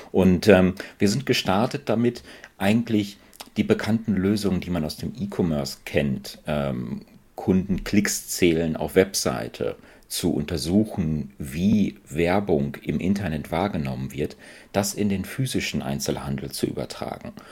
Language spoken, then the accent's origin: German; Paderborn, North Rhine-Westphalia, Germany; Ähm, ich komme ursprünglich aus, aus Paderborn, ähm, bin dann fürs Studium nach Aachen gegangen